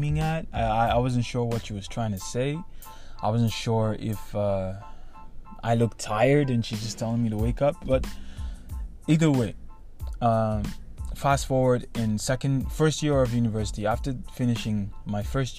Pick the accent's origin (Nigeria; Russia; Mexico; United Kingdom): Nigeria; moved away as an adult; now in Canada; I grew up in Nigeria my whole life, and I had to leave my country to come to Canada for university